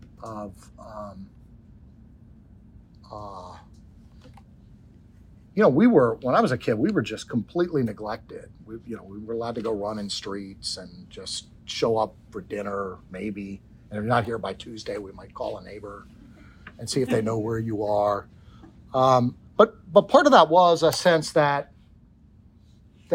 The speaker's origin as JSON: {"language": "English", "town": "Washington", "region": "District of Columbia", "country": "United States", "tie": "born or raised there", "said": "I'm not Irish, but grew up around lots of Irish, sort of one generation removed from being in Ireland in the Washington, D.C. area."}